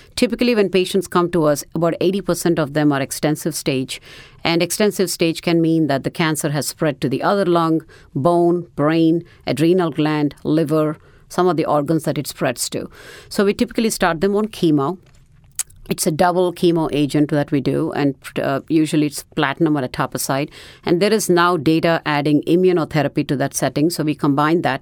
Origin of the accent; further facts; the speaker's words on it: India; moved away as an adult; also born or lived in New Orleans; now in United States; I am originally from India